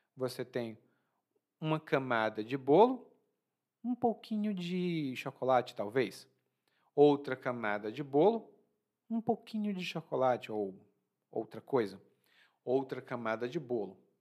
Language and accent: Portuguese; Ceará, Brazil; now in Bahia, Brazil; Lá no meu estado, no Ceará